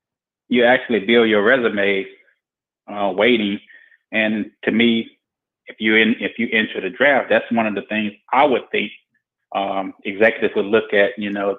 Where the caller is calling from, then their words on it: Baton Rouge, Louisiana, United States; This is …. I'm calling from Baton Rouge, Louisiana.